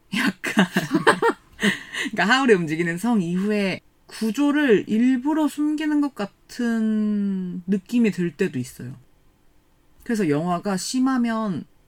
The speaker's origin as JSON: {"language": "Korean", "country": "South Korea"}